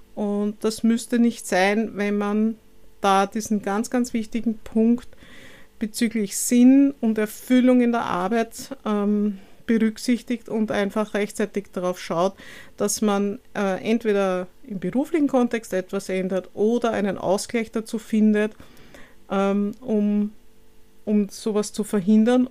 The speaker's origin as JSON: {"language": "German", "region": "Vienna", "country": "Austria", "tie": "born or raised there", "said": "lebe in Wien, bin auch gebürtige Wienerin"}